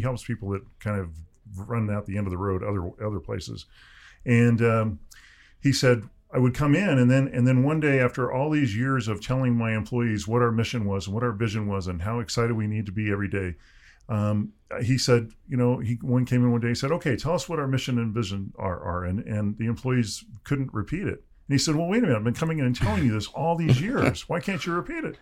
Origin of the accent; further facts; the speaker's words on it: Southern California, United States; I grew up in Southern California in the sixties and seventies